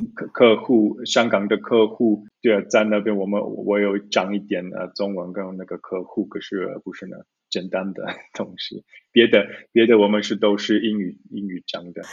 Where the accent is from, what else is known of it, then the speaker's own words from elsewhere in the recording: Zurich, Switzerland; Chinese is a second language; also born or lived in Taiwan; 我是在苏黎世，呃，城市，呃，长大的